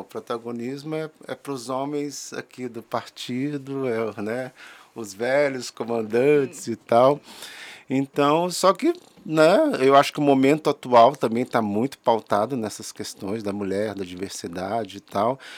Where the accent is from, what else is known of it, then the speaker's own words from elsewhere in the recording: Brasília, Federal District, Brazil; sou brasiliense